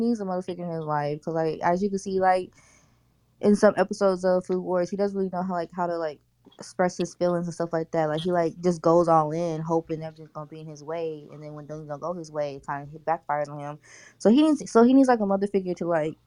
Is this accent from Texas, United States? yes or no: yes; Texas, United States; I'm from Texas.